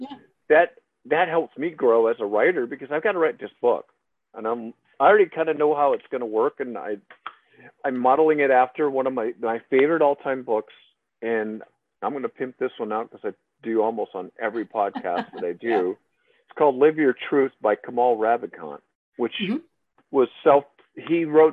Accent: by Fort Dodge, Iowa, United States; I grew up in Iowa, small town, about 400 people

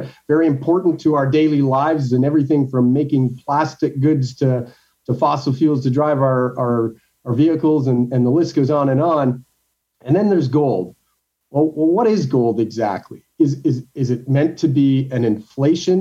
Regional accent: Canada; I'm a Canadian

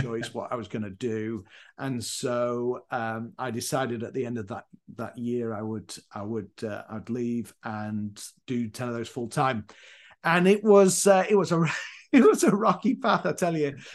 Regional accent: Leeds, Yorkshire and the Humber, United Kingdom; moved away as an adult; also born or lived in Northern Ireland / Leyland, Lancashire / Durham; now in Chicago, United States; I'm from Yorkshire, a place called Leeds

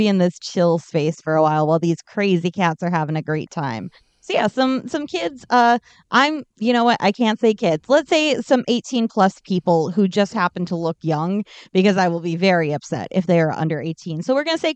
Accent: United States; as American

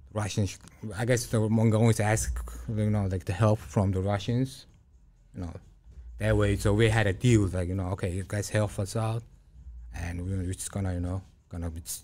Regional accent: Illinois, United States; English is a second language; Then I went to like high school and like I started learning English. Like, yeah. There was like so many like Indians, Koreans, maybe, like Filipinos, like Polish people. Because I'm talking about like Illinois, because I'm from Illinois.

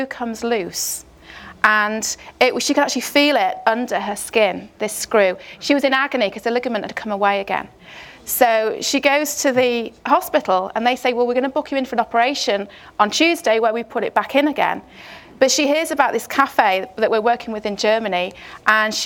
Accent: Chester, North West England, United Kingdom; I'm from Chester in the northwest of England

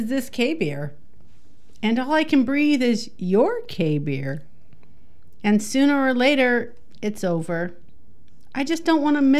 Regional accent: Illinois, United States; I was born in Illinois.

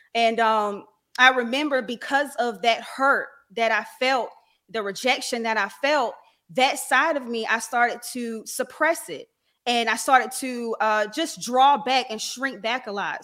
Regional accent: Raleigh, North Carolina, United States; I'm from Raleigh, North Carolina

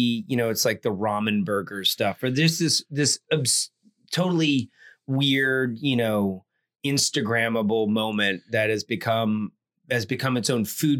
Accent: Atlanta, Georgia, United States; now in Austin, United States; my friends and I grew up in Atlanta, Georgia, we would walk to the McDonald's.

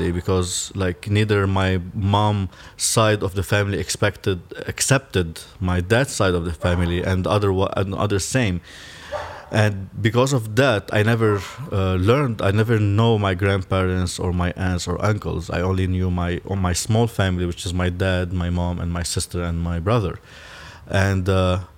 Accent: Lebanon; moved away as an adult; also born or lived in Belfast, United Kingdom; I'm Lebanese, but also my father is Syrian, and uh, my father also a Muslim, and my mom is Christian. So there's already a lot of conflict just in my inner family uh, itself. And I grew up in Lebanon in, uh, during the civil war

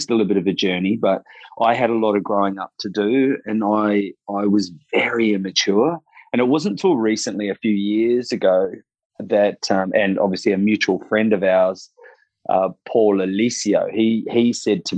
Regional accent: Rotorua, Bay of Plenty, New Zealand; moved away as an adult; now in Sunshine Coast, Australia; growing up in Rotorua was a little bit tough

